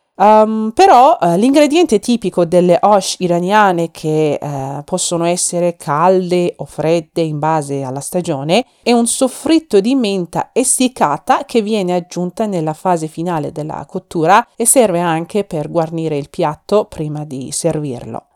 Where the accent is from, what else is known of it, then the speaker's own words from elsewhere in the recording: Iran; now in Milan, Italy; un'iraniana che vive a Milano e cercherò di portare alle vostre case odori e sapori del mio paese Iran